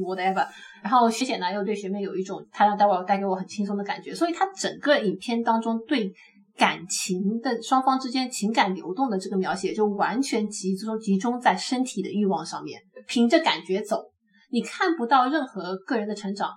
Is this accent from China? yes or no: yes; China; 我们大陆呢